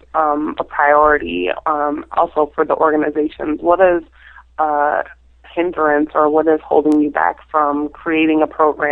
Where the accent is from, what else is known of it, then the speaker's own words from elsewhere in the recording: Minnesota, United States; moved away as an adult; now in Washington, D.C., United States; I'm originally from Minnesota, so being in Washington, D.C. for the past 14 and a little over 14 years